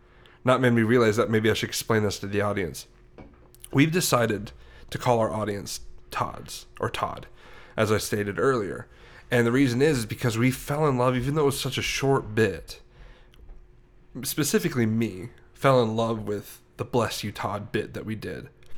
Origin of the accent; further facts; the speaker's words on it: Sweden; I'm from Sweden.